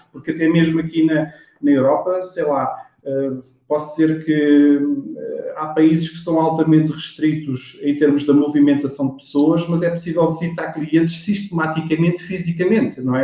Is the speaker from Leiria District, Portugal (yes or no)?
yes; Monte Real, Leiria District, Portugal; sou, sou de Monte Real, Leiria